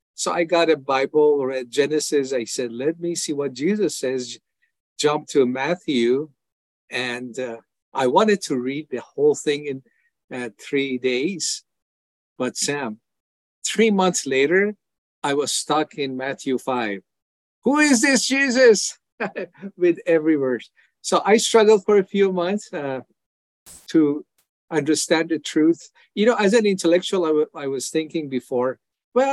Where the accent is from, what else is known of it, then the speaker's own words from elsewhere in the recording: Iran; moved away as an adult; now in United States; I was born in Iran as a Muslim, and I followed Islam pretty religiously when I was younger